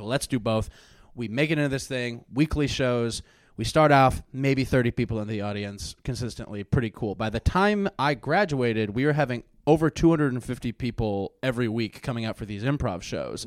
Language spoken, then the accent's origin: English; Springfield, Missouri, United States; moved away as an adult; also born or lived in Chicago; my hometown in Spring, in, like, the Springfield, Missouri area